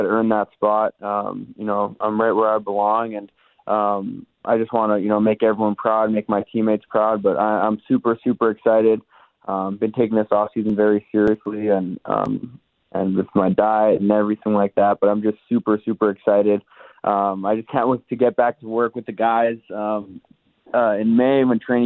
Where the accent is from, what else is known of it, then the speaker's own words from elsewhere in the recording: Winnipeg, Manitoba, Canada; growing up in Winnipeg and going to Bomber games when I was a kid